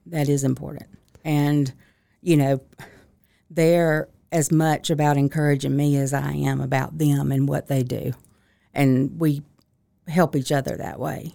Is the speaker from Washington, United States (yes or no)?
no; Lincolnton, Georgia, United States; also born or lived in Augusta, Georgia; I'm originally from Lincoln. Georgia, which is forty miles north of Augusta, so very small town, three stoplights